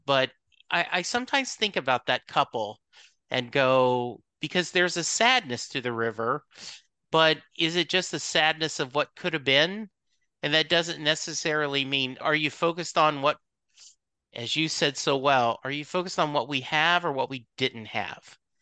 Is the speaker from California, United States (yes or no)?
no; Louisiana, United States; I grew up in Louisiana